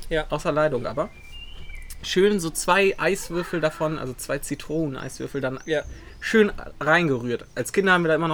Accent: North Rhine-Westphalia, Germany; ich komme ja aus dem Ruhrgebiet, da sagt man ja immer Oma und Opa.

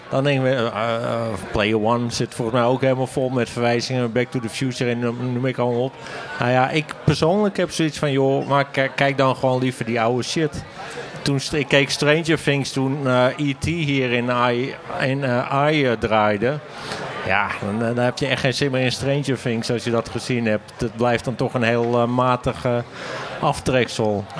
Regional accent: Hoorn, North Holland, Netherlands; Ik kom uit Horen

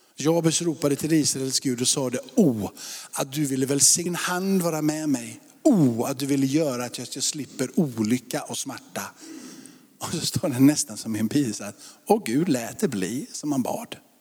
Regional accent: Sweden; Jag är uppvuxen i Sverige

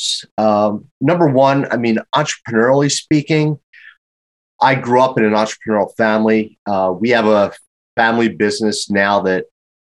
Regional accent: Philadelphia, Pennsylvania, United States; growing up in Philadelphia, very happy to have one of the best business schools in the entire world in my backyard

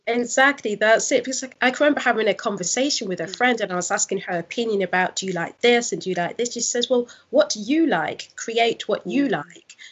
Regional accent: Nottingham, East Midlands, United Kingdom; also born or lived in London; I'm originally from Nottingham. I was living in London for six years, and that's where I launched my business

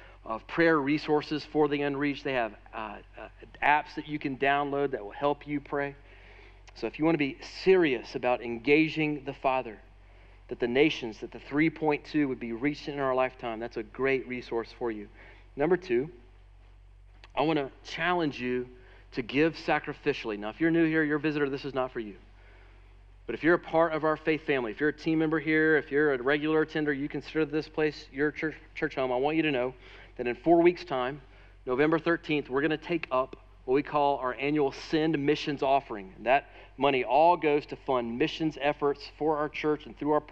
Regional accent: United States; especially as wealthy American Christians

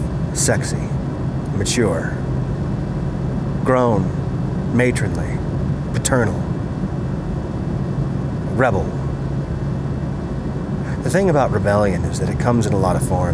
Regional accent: Colorado, United States; Colorado, my home state

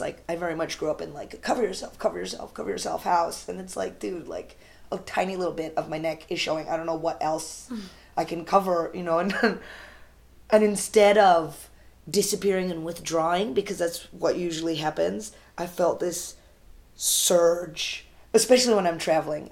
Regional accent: United States; I'm Indian American and I'm very American

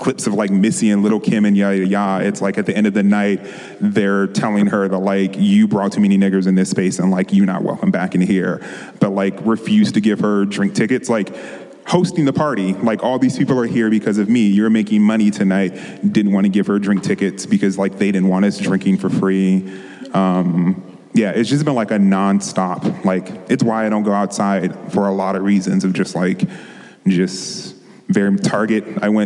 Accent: on the border of DC, Maryland, United States; moved away as an adult; also born or lived in Washington, District of Columbia, United States / San Francisco Bay Area; now in Los Angeles, United States; I grew up in Maryland on the borderline of DC, going back and forth.

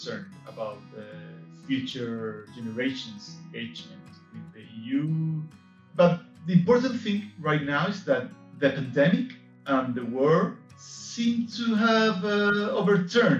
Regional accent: Spain; I'm from Spain.

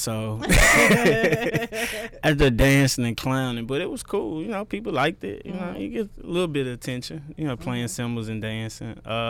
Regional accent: Memphis, Tennessee, United States; I'm from Memphis. I grew up in Klondike, actually.

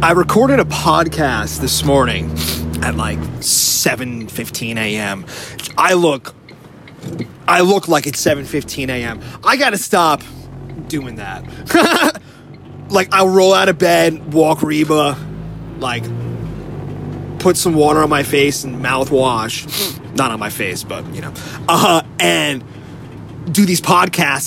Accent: New Jersey, United States; moved away; also born or lived in San Francisco; I grew up where they filmed The Sopranos

